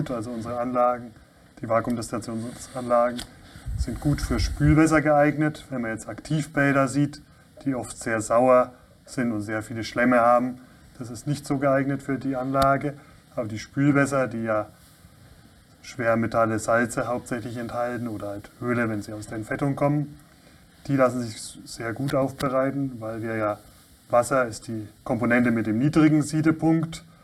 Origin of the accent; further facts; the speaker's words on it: southwest Germany, Germany; Ich komme ganz aus dem Südwesten Deutschlands, wohne in Lörrach.